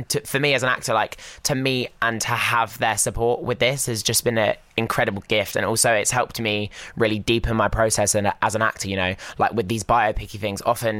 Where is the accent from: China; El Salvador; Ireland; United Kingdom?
United Kingdom; Basingstoke, South East England; moved away as an adult; now in London, United Kingdom; I am from Basingstoke in Hampshire.